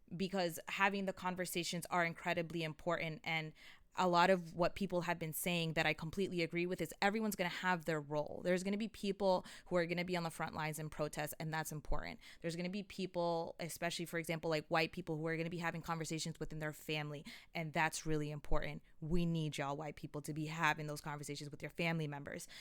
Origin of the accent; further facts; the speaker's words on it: Montgomery County, Maryland, United States; I'm from Montgomery County where it's a well-off county